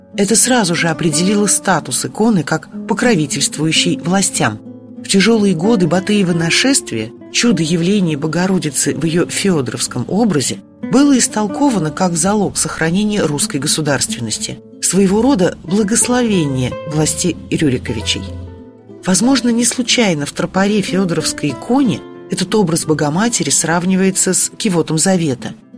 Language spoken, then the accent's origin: Russian; Nizhny Novgorod, Nizhny Novgorod Oblast, Russia; Как коренная нижегородка